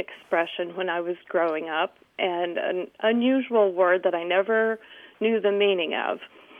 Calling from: Chowan County, North Carolina, United States; I'm calling from Chowan County Library in North Carolina.

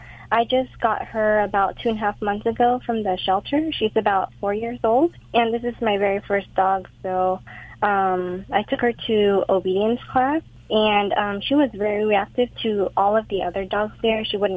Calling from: Fullerton, California, United States; I'm calling from Fullerton.

